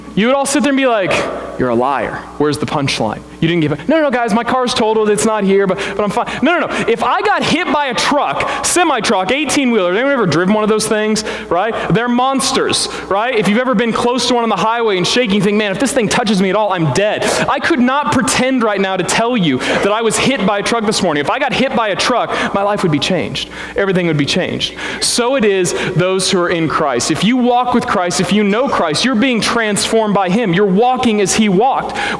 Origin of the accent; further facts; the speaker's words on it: Springfield, Missouri, United States; I'm from Springfield, Spring Vegas, right? And, uh, and so everything down there is the Ozarks